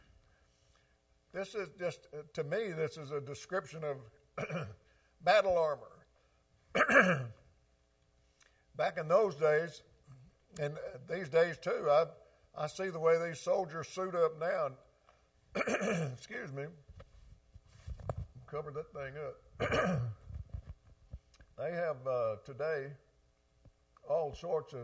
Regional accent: the South, United States; I grew up down here in the South

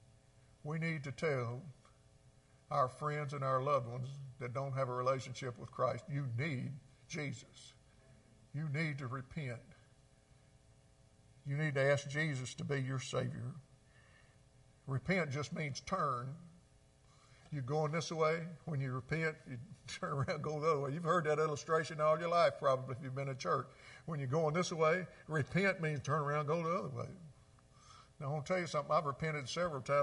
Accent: Mississippi, United States; I grew up in Mississippi

